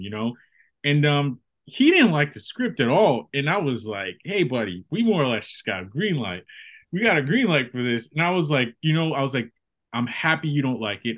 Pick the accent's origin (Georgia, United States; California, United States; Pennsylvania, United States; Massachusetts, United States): Massachusetts, United States; Boston; I'm from Boston, Massachusetts. I uh I've lived in Massachusetts my whole life